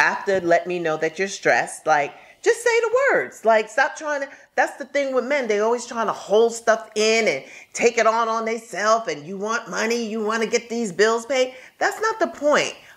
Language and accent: English; New York City, New York, United States; I'm from Brooklyn.